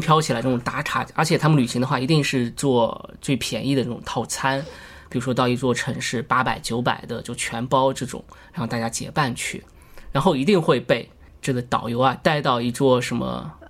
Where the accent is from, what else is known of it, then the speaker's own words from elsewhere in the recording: China; also born or lived in western United States; 我是中国人